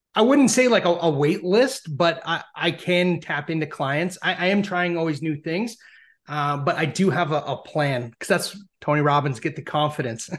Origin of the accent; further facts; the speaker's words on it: Canada; being Canadian